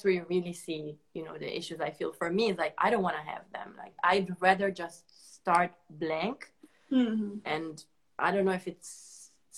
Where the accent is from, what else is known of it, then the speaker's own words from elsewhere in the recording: Italy; English is a second language; moved away as an adult; also born or lived in United States / China; now in London, United Kingdom; I moved away from Italy